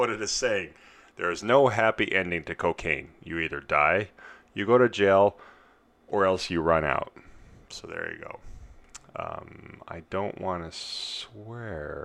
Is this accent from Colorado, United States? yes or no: yes; Colorado, United States; I'm from Colorado, I was born in Denver, Greeley